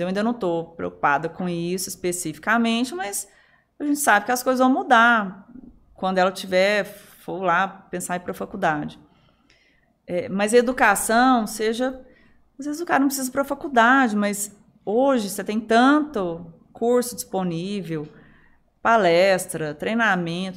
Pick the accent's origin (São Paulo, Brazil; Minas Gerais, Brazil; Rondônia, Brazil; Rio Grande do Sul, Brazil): Minas Gerais, Brazil; Araguari; moved away; a nossa infância em Araguari, ela, ela, ela foi muito diversa